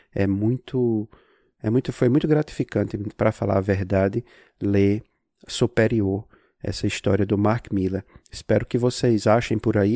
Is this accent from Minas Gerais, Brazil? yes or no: no; Natal, Rio Grande do Norte, Brazil; also born or lived in Salem, Massachusetts, United States; now in Massachusetts, United States; Eu sou de Natal, mas eu moro aqui em Massachusetts, nos Estados Unidos